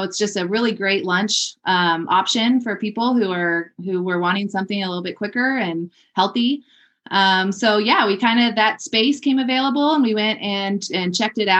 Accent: Northern California, United States; moved away as an adult; now in Longmont, United States; I was raised in Northern California

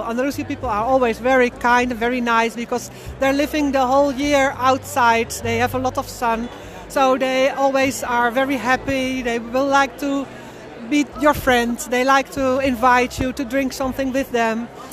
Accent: Netherlands; I'm from Holland.

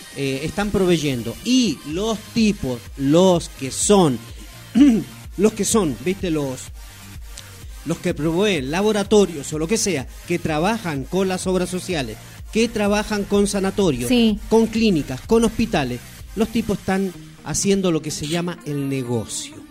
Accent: Neuquén, Argentina; also born or lived in Chile; yo nací en Chile, pero me vine muy jovencito y mis pagos, mi provincia adoptiva, soy neuquino por adopción

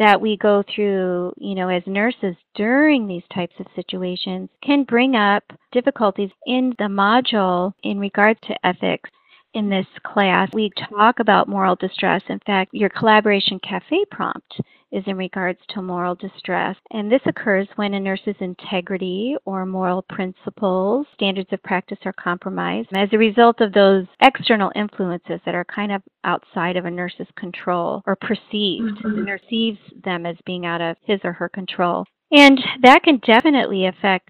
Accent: Alaska, United States; I'm actually from Alaska

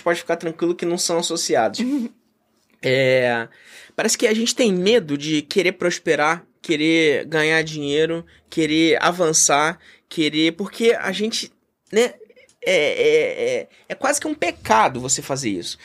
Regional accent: Brazil; eu sou brasileiro, patriota, é, amo o meu país

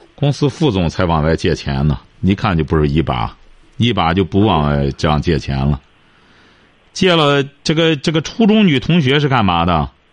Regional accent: China; 我们中国人

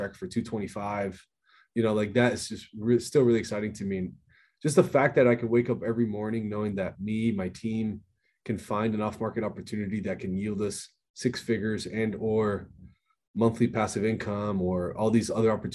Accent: Miami, Florida, United States; born and raised in Miami, Florida

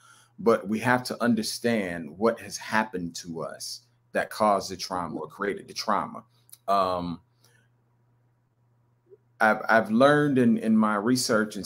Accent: North Carolina, United States; I'm actually from North Carolina.

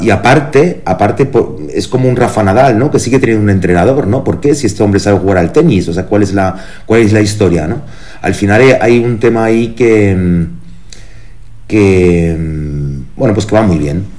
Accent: Germany; now in Spain; yo nací en Alemania

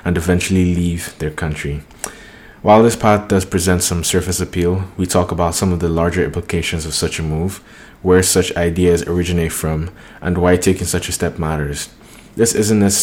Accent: Jos, Plateau, Nigeria; moved away; I'm from Jos, Nigeria, not as big a city as Taire is, but in my hometown, Jos

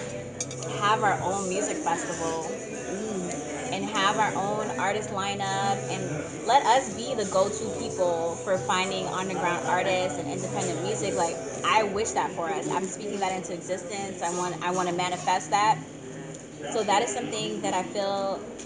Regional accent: St. Kitts & Nevis; now in United States; I'm from St. Kitts. I was born in St. Kitts.

